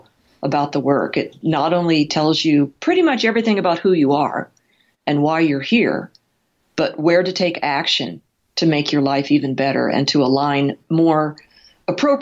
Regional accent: Midwest, United States; also born or lived in California; now in Colorado, United States; I was raised in the Midwest, not with horses

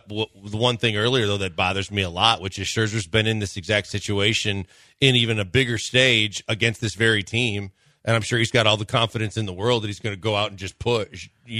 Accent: Wisconsin, United States; now in Houston, United States; I grew up in Wisconsin.

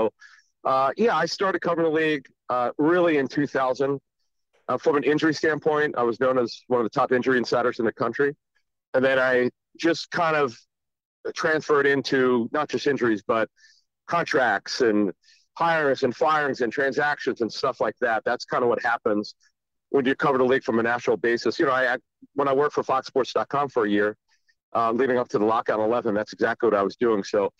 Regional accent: Philadelphia, Pennsylvania, United States; Because growing up in Philly, I just felt like I was not learning enough.

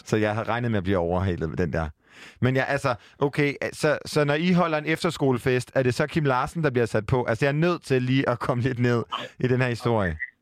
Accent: Jutland, Denmark; jeg er en jyde

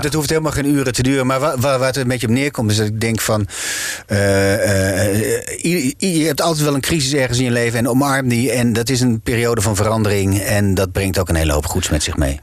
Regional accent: Groningen, Netherlands; accent: Gronings; first language Gronings; Dutch is a second language; moved away as an adult; now in Amsterdam, Netherlands; het Nederlands is voor mij wel een, tweede taal. Ik ben in, in het Gronings, eh, tenminste, met, met, ik heb een heel sterk accent waar ik mee ben opgegroeid

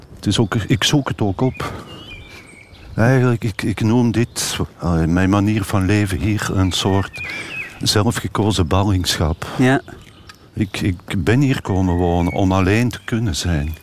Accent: Turnhout, Flanders, Belgium; bij ons thuis in Turnhout

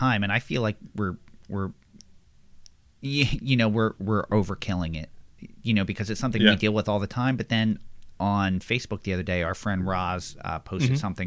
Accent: Levittown, United States; I had a pear tree in my yard growing up in Levittown.

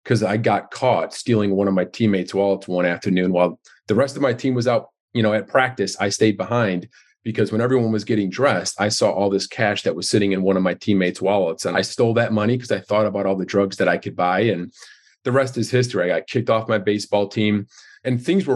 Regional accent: Darien, Illinois, United States; now in Chicago, United States; I grew up in Darien, Illinois, which is a suburb of Chicago, which I live in downtown Chicago right now.

